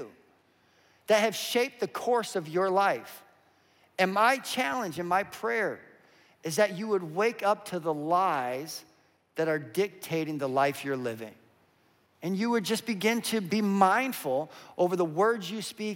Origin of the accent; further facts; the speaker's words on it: Western Slope, Colorado, United States; I grew up in Colorado on the western slope